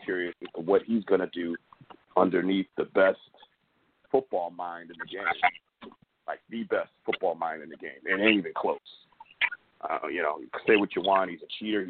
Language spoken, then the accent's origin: English; Connecticut, United States; we grew up here in Connecticut